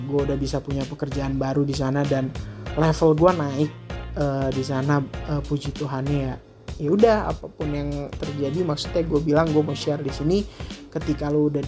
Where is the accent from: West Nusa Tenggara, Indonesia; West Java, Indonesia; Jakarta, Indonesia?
West Java, Indonesia; Bandung; born there; gue bisa balik lagi ke tanah kelahiran gue di Bandung itu di salah satu hotel bintang 5 di Bandung